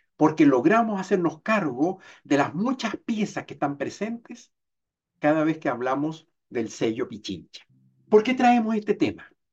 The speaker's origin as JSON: {"language": "Spanish", "country": "Venezuela", "tie": "born or raised there", "moved": "as an adult", "lives_now": "Chile", "said": "Nací en Chile, pero me crié en Venezuela y terminé de envejecer en Chile"}